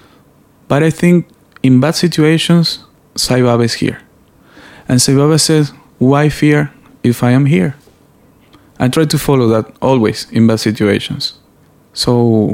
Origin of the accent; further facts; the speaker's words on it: Venezuela; I'm from Venezuela